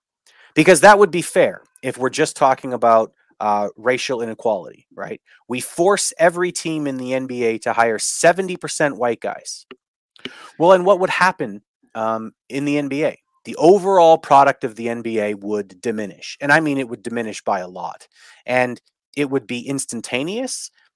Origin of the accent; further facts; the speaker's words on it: Canada; I'm Canadian. I'm not talking as an American